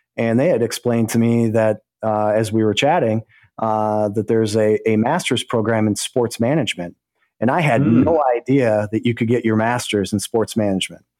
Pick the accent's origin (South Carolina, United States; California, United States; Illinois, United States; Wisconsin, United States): Wisconsin, United States; Greendale; I grew up in a, uh, a little village called Greendale. It's in the state of Wisconsin, just south of Milwaukee. And uh, so Greendale, Wisconsin is, is my hometown.